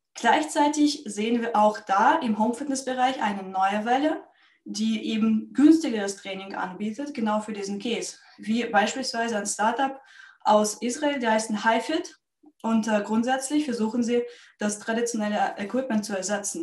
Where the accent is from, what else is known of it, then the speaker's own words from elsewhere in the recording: Russia; moved away as an adult; now in Germany; Ich bin nämlich ursprünglich äh, Russin. Ähm, ich lebe in Deutschland seit zwölf Jahren und davor habe ich auch professionelle Leichtathletik gemacht in meinem Heimatland